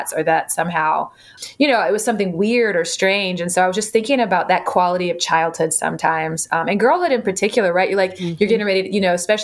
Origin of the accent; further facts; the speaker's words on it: Jacksonville, Florida, United States; now in Madison, United States; this book is so focused on my hometown